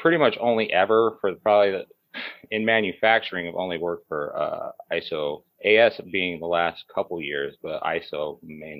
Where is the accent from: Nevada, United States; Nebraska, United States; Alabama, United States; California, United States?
Nevada, United States; Las Vegas; I grew up here in Las Vegas, started working real young on the Strip